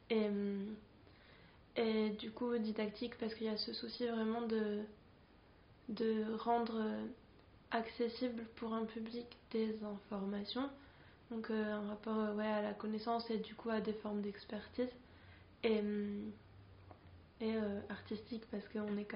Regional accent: Santiago, Santiago Metropolitan Region, Chile; moved away as an adult; now in France; moi j'ai grandi à Santiago au Chili. Je suis née, j'ai grandi là-bas. Euh, je suis arrivée en France en, bah, pour mes études en fait à 18 ans

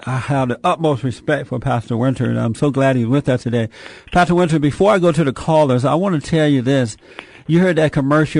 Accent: Alabama, United States; moved away; I grew up down in Alabama on a plantation.

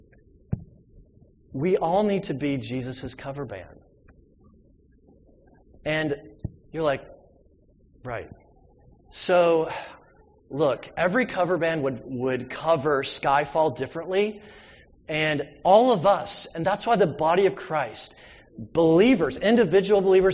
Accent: the South, United States; I'm from the South.

